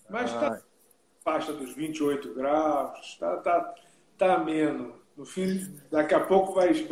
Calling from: Rio de Janeiro, Brazil; Do Rio de Janeiro.

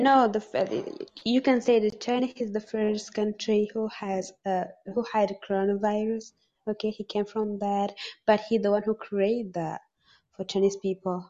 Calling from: Dubai, United Arab Emirates; I'm calling from Dubai

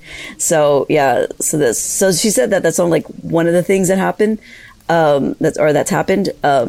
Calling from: East Los Angeles, California, United States; I'm calling from East Los Angeles, California

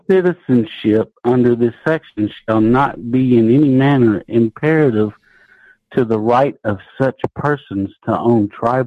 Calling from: Covington, Georgia, United States; from Georgia.

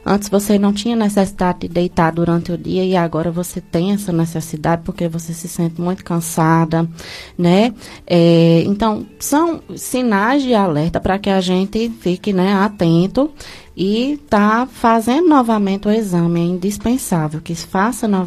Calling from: Milagres, Ceará, Brazil; Hum, bom dia, eu sou aqui de Milagres.

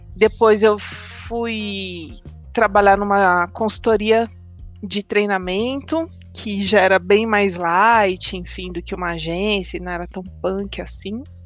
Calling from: São Paulo, Brazil; Eu falo de São Paulo

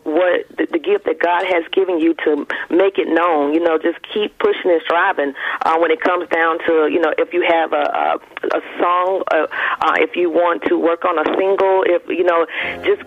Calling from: Conyers, Georgia, United States; I'm calling you from Conyers, Georgia

